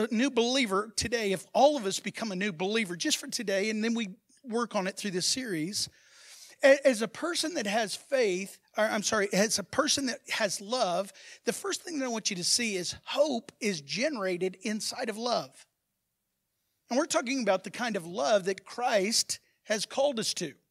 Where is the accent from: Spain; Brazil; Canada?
Brazil; now in Texas, United States; Even people that moved to Texas, like me, I'm, I'm a Texan said the man from Brazil.